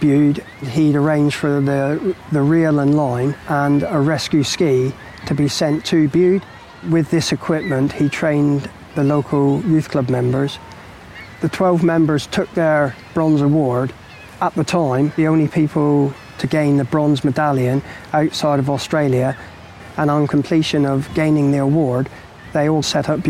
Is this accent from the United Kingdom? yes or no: no; Italy; English is a second language; No, we are both from Italy.